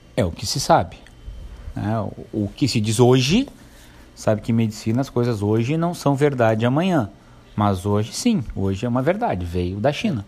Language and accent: Portuguese; Santo Antônio da Patrulha, Rio Grande do Sul, Brazil; also born or lived in Novo Hamburgo; eu nasci em Novo Hamburgo. Vim para Santo Antônio com quatro anos